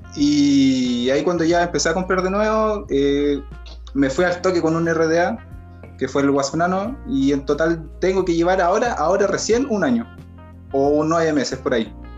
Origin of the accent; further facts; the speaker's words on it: Talca, Maule, Chile; yo soy de Talca